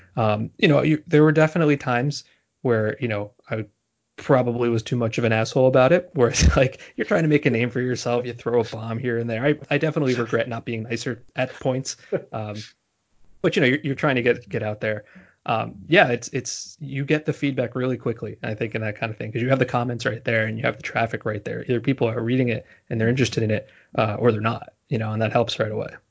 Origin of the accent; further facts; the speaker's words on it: New Jersey, United States; moved away as an adult; also born or lived in Boston; now in New York, United States; I'm from New Jersey originally, and although I've went to school in Boston and I live in New York now